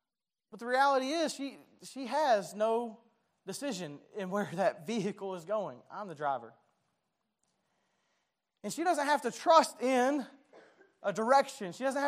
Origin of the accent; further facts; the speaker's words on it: Dalton, Georgia, United States; I remember as a kid, I grew up in Dalton, so we were very close to Tennessee and Chattanooga